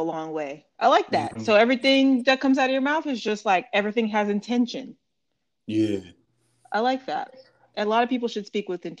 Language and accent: English; Oakland, California, United States; moved away as an adult; now in New York, United States; I'm from the best coast, the West Coast. I'm from Oakland, California.